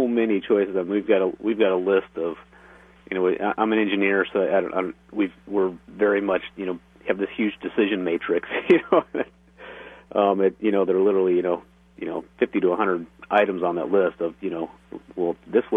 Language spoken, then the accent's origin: English; California, United States; now in Oregon, United States; My wife really, we're from California